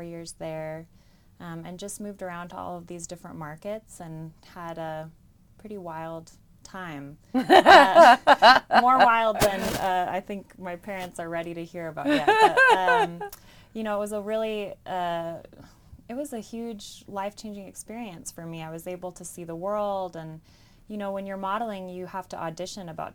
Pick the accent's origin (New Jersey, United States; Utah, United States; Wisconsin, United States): Utah, United States; Bountiful; I grew up in Bountiful, Utah.